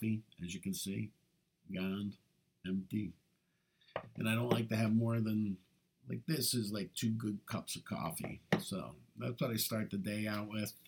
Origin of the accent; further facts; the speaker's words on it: United States; They're going to call me a Yank